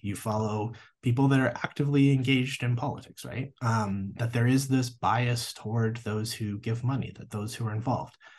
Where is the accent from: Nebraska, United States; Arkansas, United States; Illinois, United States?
Nebraska, United States; moved away as an adult; also born or lived in Des Moines, Iowa / Missouri / Georgia / Durham, North Carolina; now in Lubbock, United States; I grew up in Nebraska.